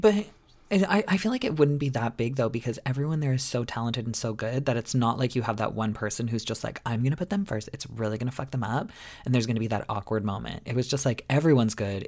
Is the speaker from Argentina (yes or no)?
no; Canada; I'm not American